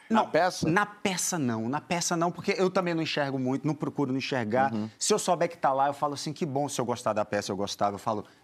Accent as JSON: {"language": "Portuguese", "region": "Bahia", "country": "Brazil", "said": "Rapaz, é, eu vim da Bahia cantar. Tanta coisa bonita que tem na Bahia, que é meu lugar."}